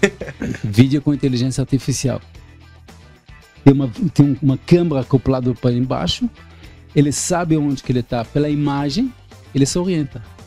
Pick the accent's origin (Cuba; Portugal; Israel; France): Israel; Portuguese is a second language; moved away as an adult; now in Brazil; sou israelense nato, há 30 anos aqui no Brasil